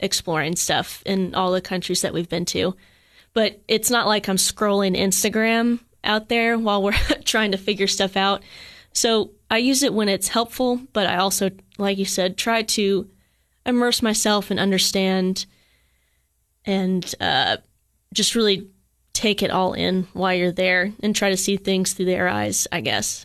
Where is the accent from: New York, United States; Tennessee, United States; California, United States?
Tennessee, United States; Cookeville; moved away as an adult; also born or lived in Johnson City, Tennessee / Colorado Springs, Colorado; now in Germany; I'm born and raised Cookville, Tennessee